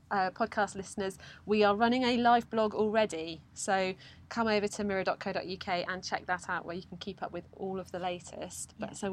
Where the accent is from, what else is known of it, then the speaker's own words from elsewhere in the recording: Cornwall, South West England, United Kingdom; I'm from Cornwall.